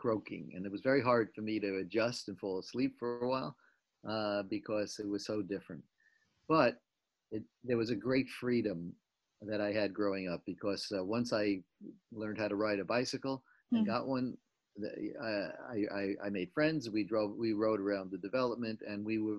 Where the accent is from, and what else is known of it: Jericho, New York, United States; born or raised there; also born or lived in Brooklyn, New York